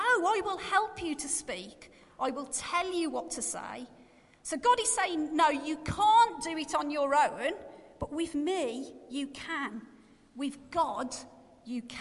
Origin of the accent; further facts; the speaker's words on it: Black Country, West Midlands, United Kingdom; accent: Black Country; my Black Country accent